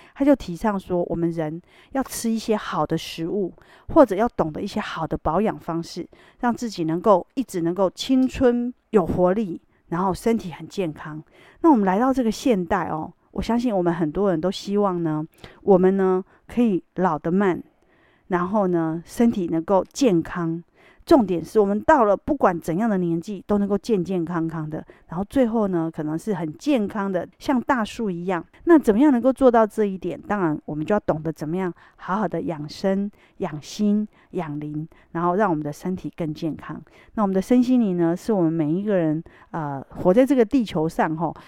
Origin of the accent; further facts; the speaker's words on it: Taiwan; 我们台湾人